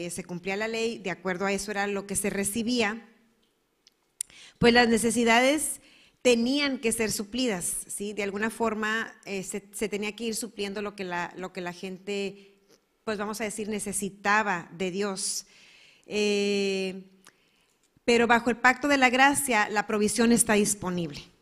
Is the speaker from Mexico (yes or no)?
yes; Mexico; also born or lived in United States / Germany; Al menos yo soy mexicana, americana y alemana, pero no soy judía.